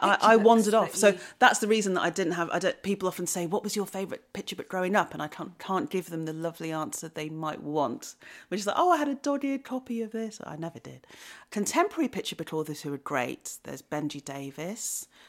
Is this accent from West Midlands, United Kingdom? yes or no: yes; Wellington, West Midlands, United Kingdom; also born or lived in Shrewsbury; I was born in Shropshire. I was born in Shrewsbury. And I grew up in a place called Wellington. And Wellington is a market town in Shropshire.